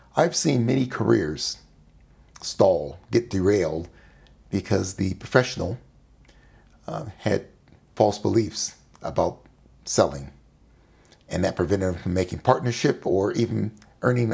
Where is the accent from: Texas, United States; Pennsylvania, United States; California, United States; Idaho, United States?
California, United States; Sacramento; When I was growing up in Sacramento, California, as a young child